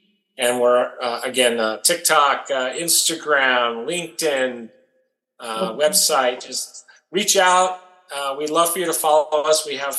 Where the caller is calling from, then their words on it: Las Vegas, Nevada, United States; I'm calling you from Las Vegas, Nevada, US. And I spend most of my time here, and this is sort of the base of operations now.